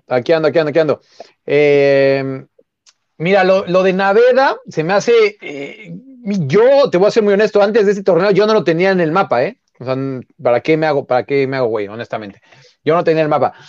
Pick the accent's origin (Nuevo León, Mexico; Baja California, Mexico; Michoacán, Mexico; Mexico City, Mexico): Mexico City, Mexico; yo soy de Xochimilco